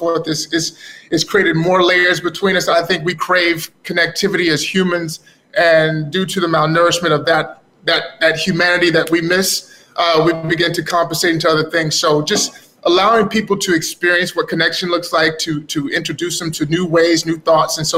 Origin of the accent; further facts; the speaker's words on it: Dallas, Texas, United States; growing up in Texas, Dallas